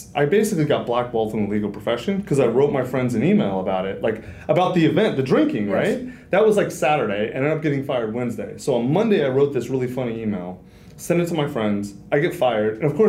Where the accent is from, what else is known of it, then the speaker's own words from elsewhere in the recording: Kentucky, United States; Kentucky. {S0} Like, {S2} love it. Total BFE Kentucky. Nowhere Kentucky, yeah.